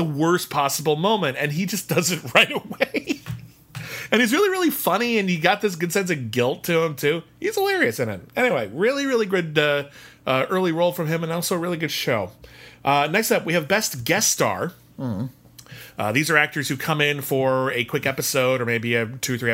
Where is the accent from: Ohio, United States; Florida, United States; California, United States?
California, United States; Pasadena; I grew up in Pasadena.